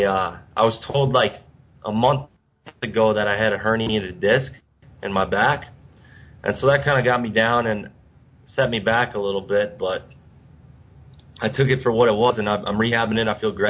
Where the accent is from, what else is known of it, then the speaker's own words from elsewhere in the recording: Cambridge, Wisconsin, United States; I grew up in Cambridge, Wisconsin, which it's a really small town, about 1,000 people